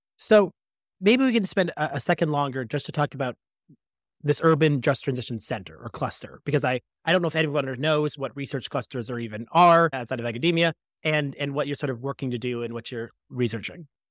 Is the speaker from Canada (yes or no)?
yes; Toronto, Ontario, Canada; I grew up in Scarborough